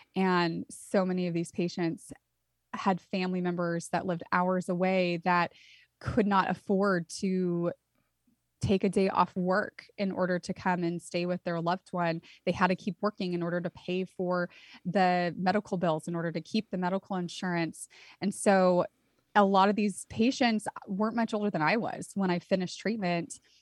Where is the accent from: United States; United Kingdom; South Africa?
United States; Santa Cruz, California; I grew up in Santa Cruz, California.